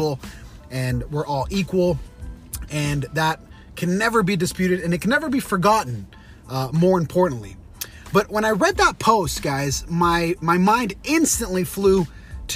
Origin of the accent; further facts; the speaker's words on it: Utah, United States; BYU, Brigham Young University, here in my hometown in Utah.